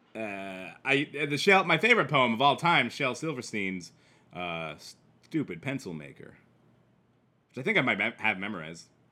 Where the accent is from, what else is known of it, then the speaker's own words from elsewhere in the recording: Midwest, United States; accent: Midwest; this is my Midwest accent